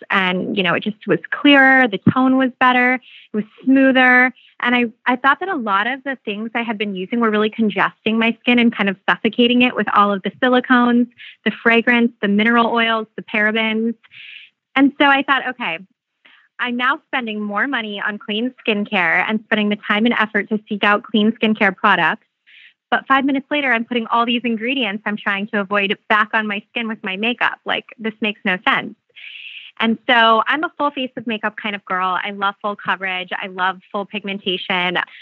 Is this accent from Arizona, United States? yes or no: yes; Phoenix, Arizona, United States; I'm from Phoenix